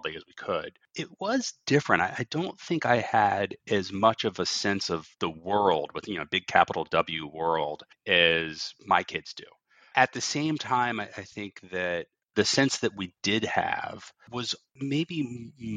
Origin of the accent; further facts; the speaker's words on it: Virginia Beach, Virginia, United States; also born or lived in Norfolk, Virginia; growing up in Norfolk and Virginia Beach, we just running around with my friends in the neighborhood